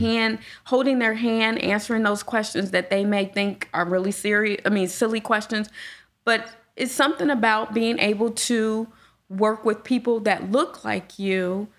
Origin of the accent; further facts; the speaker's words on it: Gary, Indiana, United States; now in Indianapolis, United States; I grew up in Gary